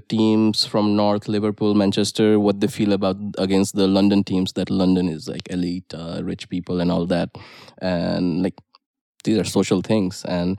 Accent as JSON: {"language": "English", "country": "India", "moved": "as an adult", "lives_now": "Warsaw, Poland", "said": "I have a perspective of an Indian person who now lives in Europe, right? So I see things happening here. I've lived here for a while. I understand these things. But at the same time, at some core level, my instincts will be Indian."}